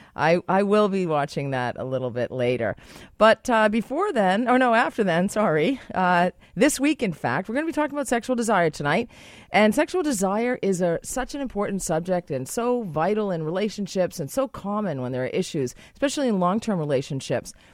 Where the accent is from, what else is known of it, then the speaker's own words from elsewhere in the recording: Boston, Massachusetts, United States; now in Canada; I'm from Boston